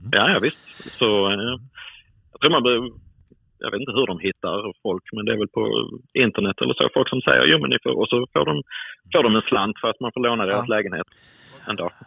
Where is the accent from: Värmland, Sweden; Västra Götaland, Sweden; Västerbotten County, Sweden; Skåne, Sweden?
Skåne, Sweden; Eslöv; accent: Skånska; now in Stockholm, Sweden; Och jag bor i Stockholm, men jag är född i Eslöv i Skåne